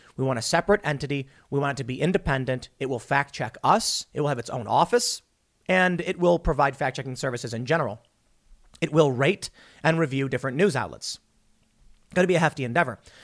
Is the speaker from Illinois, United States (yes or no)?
yes; Chicago, Illinois, United States; also born or lived in New York / suburbs of Philadelphia; now in West Virginia, United States; I am from Chicago